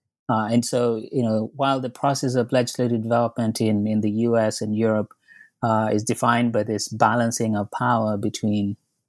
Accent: Kenya; moved away as an adult; now in United States; I was born and raised in Kenya, came to the U.S. for undergraduate, ended up staying to get my Ph.D.

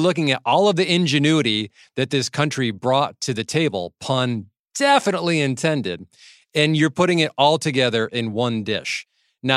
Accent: Michigan, United States; now in California, United States; my home state of Michigan

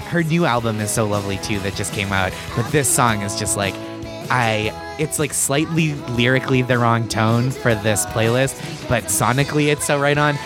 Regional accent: Boston, Massachusetts, United States; moved away as an adult; now in New York, United States; I'm from Massachusetts originally

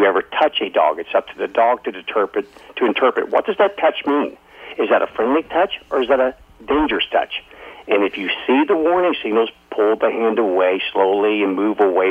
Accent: Alaska, United States; I've born and raised in Alaska

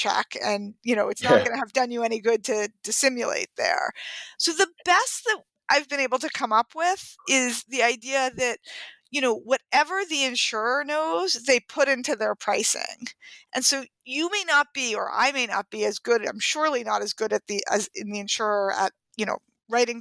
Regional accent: New York City, New York, United States; I had gotten my driver's license at 17 in growing up in Manhattan

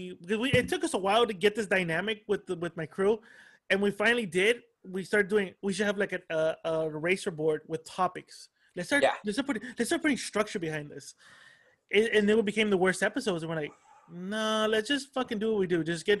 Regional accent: El Monte, California, United States; also born or lived in Whittier; So I grew up in El Monte. Just like within the last 13 years, I've lived in Whittier.

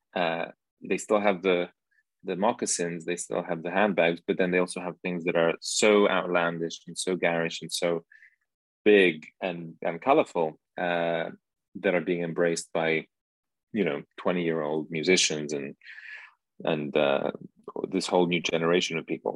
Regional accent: Milan, Lombardy, Italy; I grew up in Milan and my mother's a fashion designer

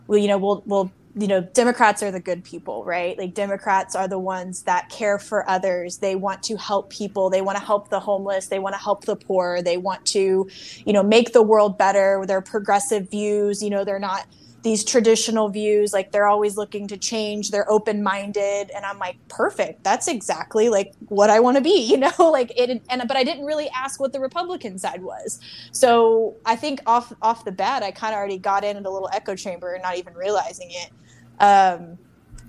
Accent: Oklahoma, United States; Born and raised in Oklahoma

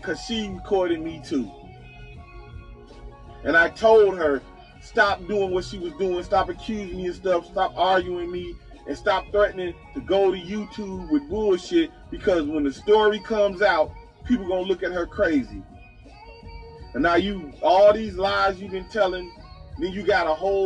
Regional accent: Chicago, Illinois, United States; I come from the Robert Taylor Homes

